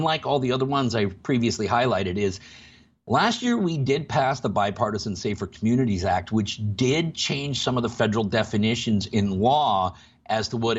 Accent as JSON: {"language": "English", "region": "Washington", "country": "United States", "said": "My home state, Washington"}